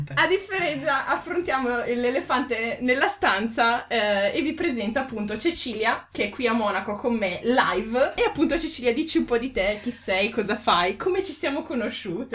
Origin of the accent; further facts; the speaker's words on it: Ferrara, Emilia-Romagna, Italy; moved away as an adult; now in Bavaria, Germany; vengo da Ferrara